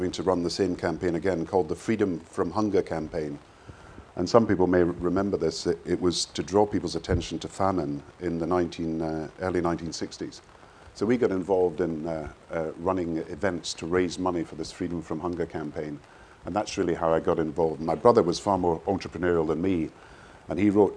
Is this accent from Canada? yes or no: no; Kirkcaldy, Scotland, United Kingdom; also born or lived in Govan / Edinburgh; my father was a minister, so we moved around the country a bit, but I was brought up in Kirkcaldy